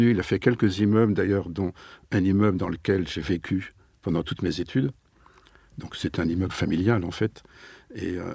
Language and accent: French; Nantes, Pays de la Loire, France; Je suis nantais.